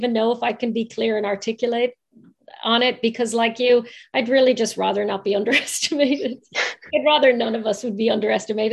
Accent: Ireland; accent: Irish; my Irish accent

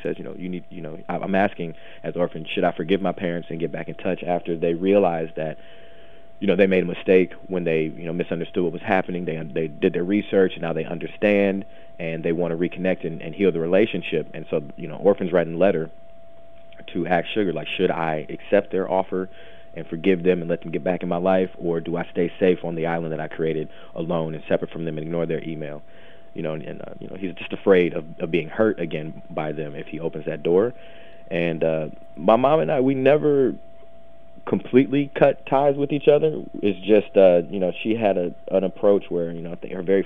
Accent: Midwest, United States; I grew up in the Midwest.

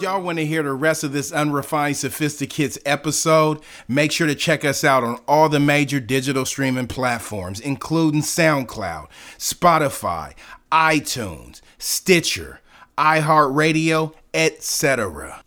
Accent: San Diego, California, United States; I grew up in San Diego

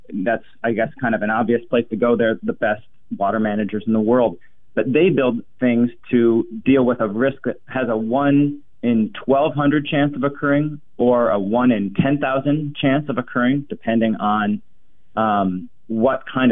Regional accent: Minneapolis, Minnesota, United States; I grew up in Minnesota and Minneapolis

